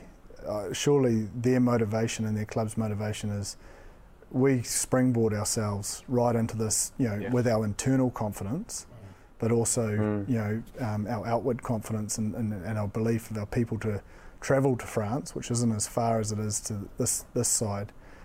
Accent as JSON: {"language": "English", "country": "New Zealand", "said": "especially if we're from New Zealand."}